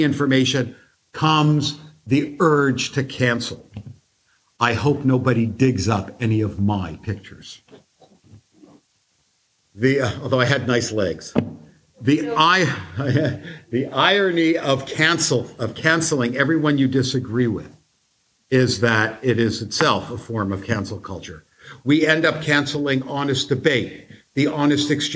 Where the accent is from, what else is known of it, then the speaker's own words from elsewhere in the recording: United States; As a Jew and as an American